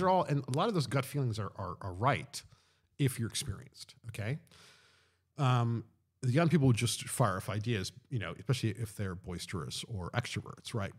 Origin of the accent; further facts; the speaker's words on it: Long Island, New York, United States; moved away as an adult; also born or lived in London; growing up in Long Island